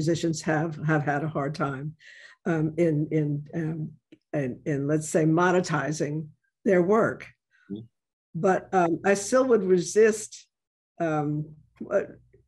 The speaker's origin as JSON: {"language": "English", "region": "New York", "country": "United States", "tie": "born or raised there", "moved": "yes", "lives_now": "New Orleans, United States", "said": "I grew up in the South Bronx and spent my weekends at the Apollo"}